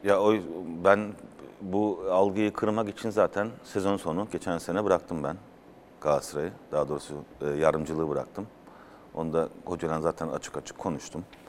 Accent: Mannheim, Baden-Württemberg, Germany; moved away as an adult; also born or lived in Afyon, Turkey / Izmir, Turkey; now in Turkey; ben Mannheim'da doğdum, o da Mannheim'da. Biz Thomas'ın arasında bizim kendi şivemiz vardır Almanca

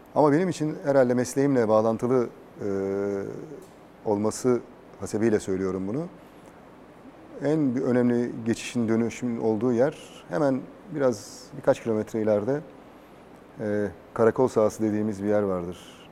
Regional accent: Istanbul, Turkey; also born or lived in Adapazarı, Sakarya / Doğançay, Geyve, Sakarya; Gültepe'de, mahallede büyüdüm.

